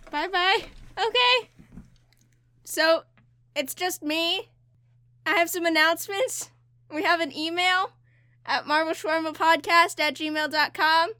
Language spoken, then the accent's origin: English; United States; I'm an American